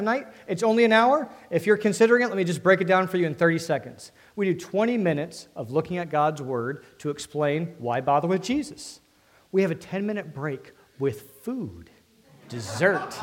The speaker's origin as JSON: {"language": "English", "area": "D.C.", "region": "Northern Virginia", "country": "United States", "said": "I'm from Northern Virginia, D.C., concrete jungle"}